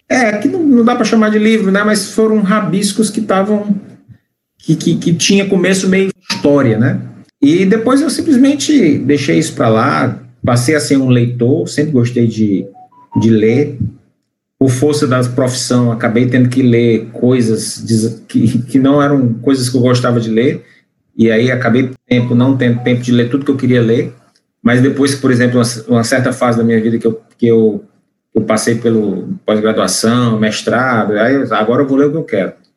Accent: Fortaleza, Ceará, Brazil; sou cearense de Fortaleza

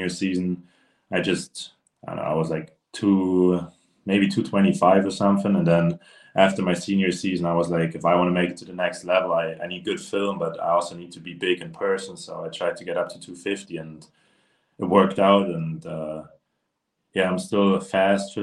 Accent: Germany; I played for my hometown team in Germany

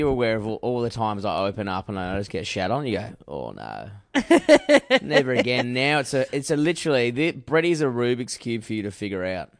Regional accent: Forestfield, Western Australia, Australia; I'm from Forestfield.

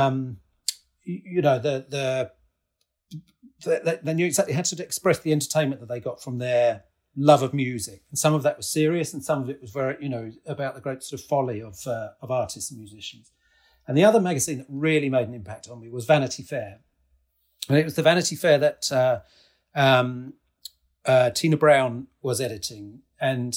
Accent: Newton, East of England, United Kingdom; moved away as an adult; also born or lived in Spain / United States; I grew up just outside of Cambridge in a small village just to the south of Cambridge called Newton

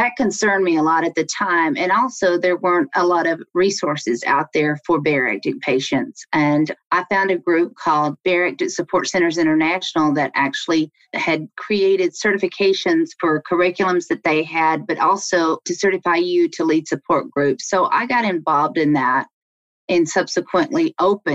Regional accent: Alabama, United States; moved away as an adult; also born or lived in Washington, D.C.; now in Maryland, United States; I grew up in Alabama

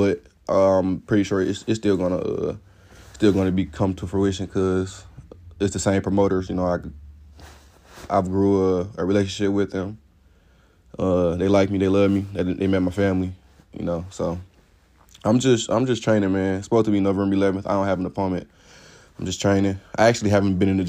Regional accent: Detroit, Michigan, United States; I'm from Detroit, from the east side of Detroit.

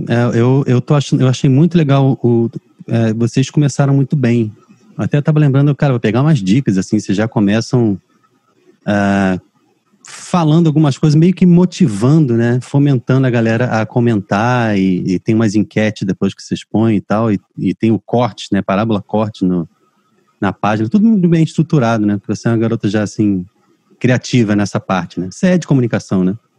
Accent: Rio de Janeiro, Brazil; Eu casei com uma cearense, sou carioca

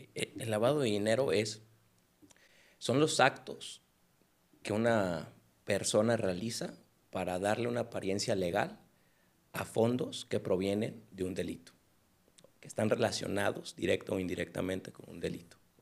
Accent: Culiacán, Sinaloa, Mexico; moved away as an adult; now in Guadalajara, Mexico; soy de Culiacán. Yo llegué aquí a Guadalajara en el 2015 y pues tomé la carrera

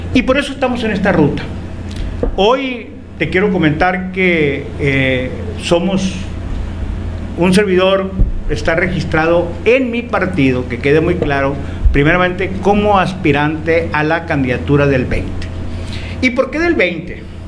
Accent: Etchojoa, Sonora, Mexico; mi municipio de Chojoa

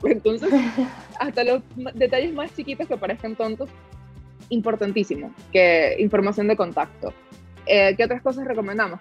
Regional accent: Venezuela; soy de Venezuela

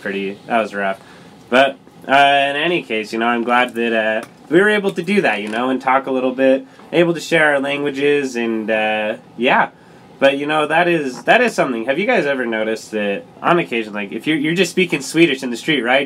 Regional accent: Lindon, Utah, United States; I call Linden, my hometown, the city of dreams

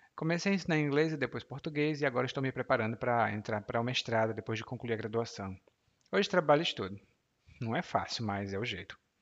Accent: Maracanaú, Ceará, Brazil; moved away as an adult; also born or lived in Fortaleza; Eu Nasci em Fortaleza, mas cresci em Maracanaú

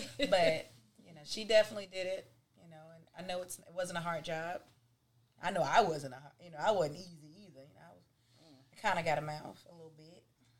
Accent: Cleveland, Ohio, United States; I grew up in Cleveland, Ohio, people, if y'all didn't know that. So my family was all there

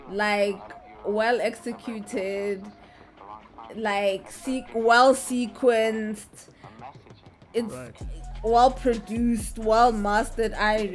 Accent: South Africa; I'm South African.

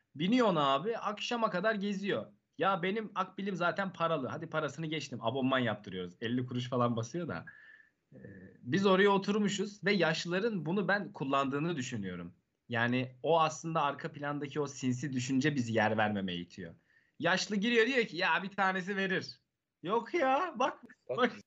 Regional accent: Erzincan, Turkey; moved away as an adult; now in Istanbul, Turkey; kendi memleketimden örnek vereyim. Erzincan'da mesela.

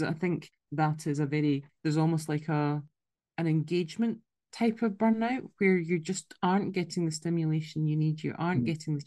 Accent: Scotland, United Kingdom; accent: Scottish; my Scottish accent

